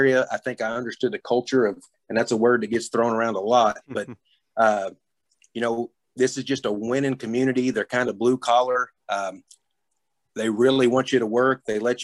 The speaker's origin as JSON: {"language": "English", "town": "Thayer", "country": "United States", "tie": "born or raised there", "said": "I'm from Thayer. I played high school basketball here, graduated from here"}